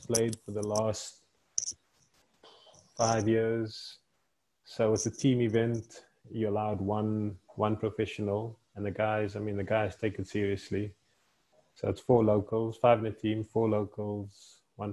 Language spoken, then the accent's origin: English; Western Cape, South Africa; moved away; also born or lived in Leeds, England; I'm from Western Province